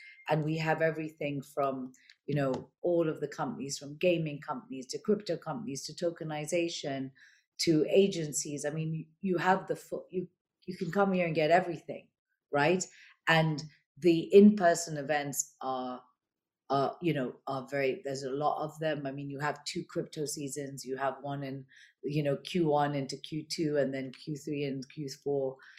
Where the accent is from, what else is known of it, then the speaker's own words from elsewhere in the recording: United Kingdom; I, you know, being British, you know, I'm very fully supportive of the UK and London